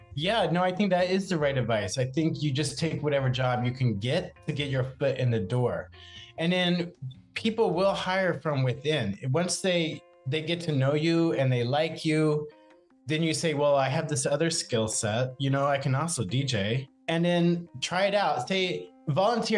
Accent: Macedonia, South Carolina, United States; moved away as an adult; also born or lived in New Jersey; now in New York City, United States; I'm from Charleston like a little teeny tiny town right out, called Macedonia

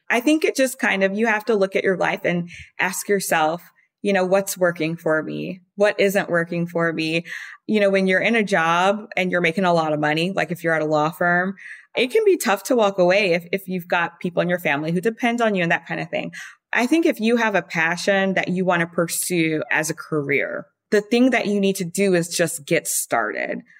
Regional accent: Baton Rouge, Louisiana, United States; moved away as an adult; also born or lived in France; now in New York City, United States; I grew up in Baton Rouge, born and raised till I left for college.

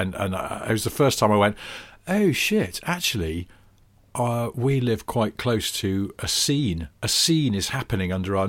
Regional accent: Wilmslow, North West England, United Kingdom; growing up in Cheshire

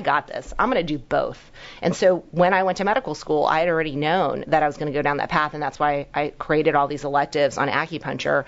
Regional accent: New York, United States; also born or lived in Hong Kong; I was born in Hong Kong. I've been in America since I was one, but came from very meager beginnings. Um, you know, immigrant family, super poor in New York

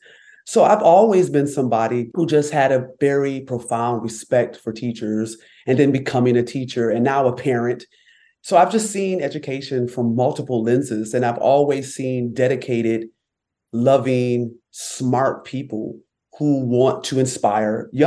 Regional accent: Rochester, New York, United States; I was born and raised in upstate New York. I'm from Rochester, New York, and I grew up in a loving, thriving Black community

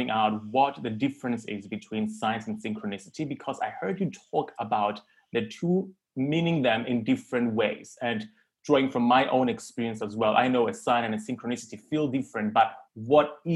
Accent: Cyprus; I grew up in Cyprus

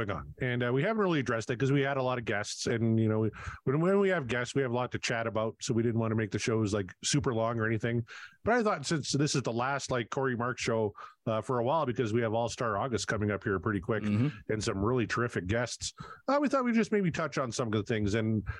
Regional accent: Canada; And because I'm Canadian, I thought this was great.

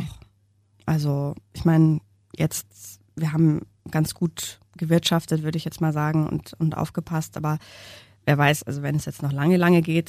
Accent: Munich, Bavaria, Germany; wir sind beide Münchner und unsere Männer auch

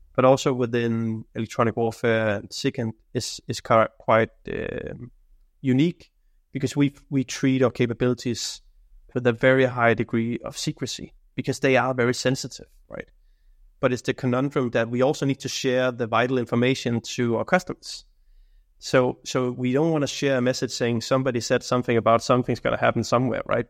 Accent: Denmark; now in Sweden; I work in Sweden right now. I'm I'm coming from Denmark

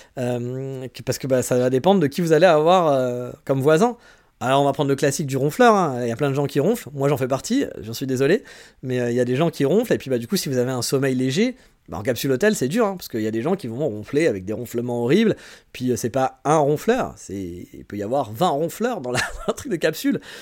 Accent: France; accent: French

